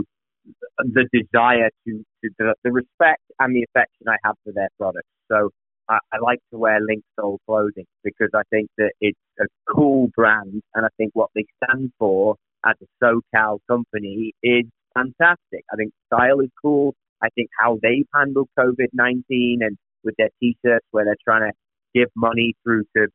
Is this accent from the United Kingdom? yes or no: yes; England, United Kingdom; now in California, United States; me being an Englishman